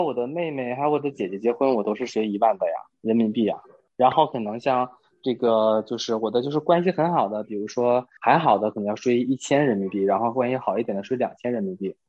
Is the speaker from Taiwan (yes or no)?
no; Northeast China, China; 东北是这样的，就至少在我的家乡是有一个收礼的桌，